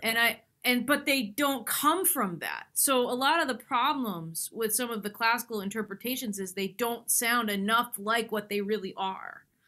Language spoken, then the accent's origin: English; near Tanglewood, Massachusetts, United States; I grew up near Tanglewood